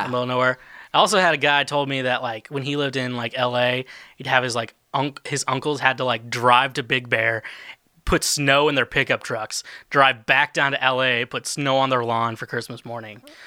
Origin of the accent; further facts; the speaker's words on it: Kansas City, United States; now in Nashville, United States; I'm from Kansas City area